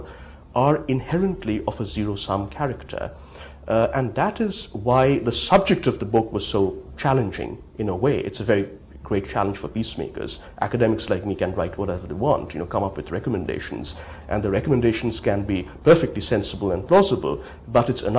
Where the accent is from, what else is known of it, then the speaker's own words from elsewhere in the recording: India; moved away; also born or lived in United States; growing up in India